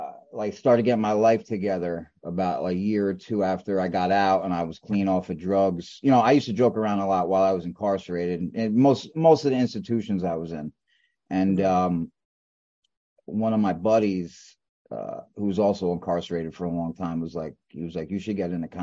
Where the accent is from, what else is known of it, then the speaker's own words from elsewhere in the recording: Brooklyn, New York, United States; East New York.